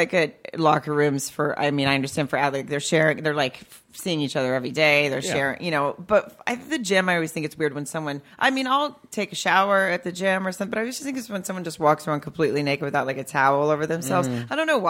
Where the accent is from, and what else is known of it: Farmington, Arkansas, United States; born or raised there